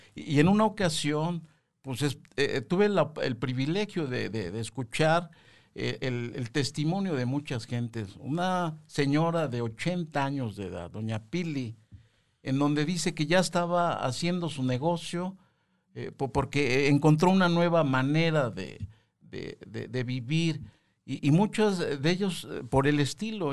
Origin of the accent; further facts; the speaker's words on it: Mexico; todos los mexicanos